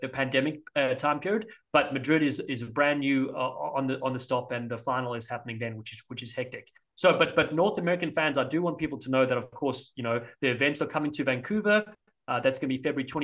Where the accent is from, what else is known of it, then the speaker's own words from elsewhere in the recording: Cape Town, Western Cape, South Africa; now in United States; I'm from Cape Town.